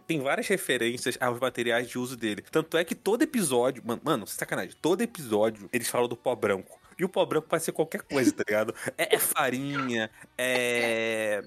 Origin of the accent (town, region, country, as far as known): Rio de Janeiro, Brazil